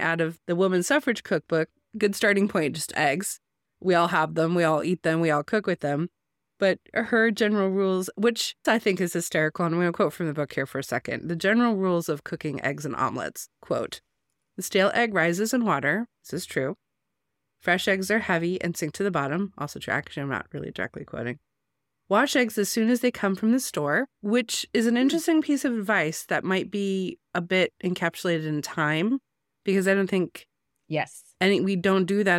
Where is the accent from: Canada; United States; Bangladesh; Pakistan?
United States; I'm not a South African. I am an American